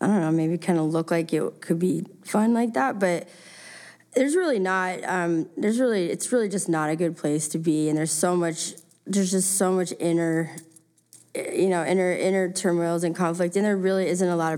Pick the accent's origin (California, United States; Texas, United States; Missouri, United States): California, United States; just California, but I have a Southern accent because I've played so many